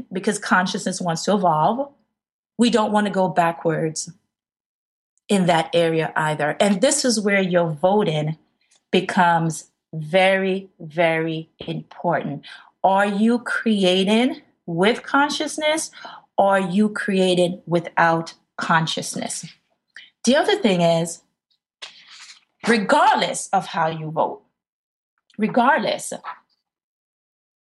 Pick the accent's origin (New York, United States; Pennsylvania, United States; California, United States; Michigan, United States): New York, United States; New York City; an African-American woman growing up in the Bronx, New York